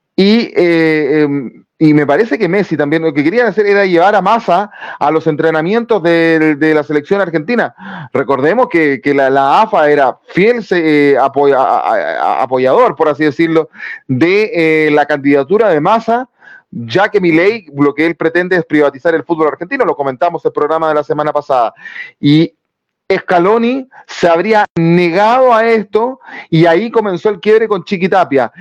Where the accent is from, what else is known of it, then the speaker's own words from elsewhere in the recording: Chile; nosotros como chilenos